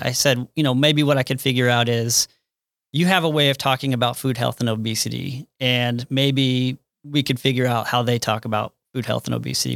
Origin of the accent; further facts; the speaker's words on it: Kansas City, United States; I had to get back to, um, Kansas City, suburb of Kansas City